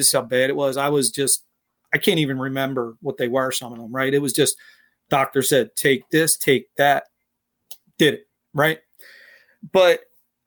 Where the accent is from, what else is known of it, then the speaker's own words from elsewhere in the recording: Philadelphia, Pennsylvania, United States; I was born and raised in Philadelphia. I grew up in a neighborhood called Fishtown.